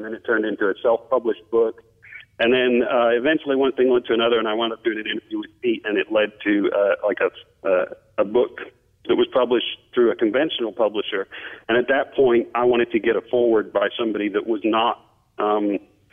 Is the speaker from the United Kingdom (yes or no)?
yes; England, United Kingdom; moved away; I grew up in England